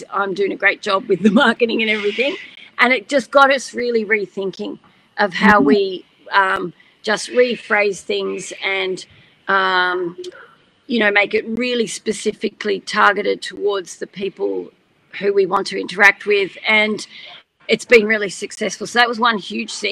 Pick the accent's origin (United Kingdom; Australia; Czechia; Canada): Australia; I'm Aussie through and through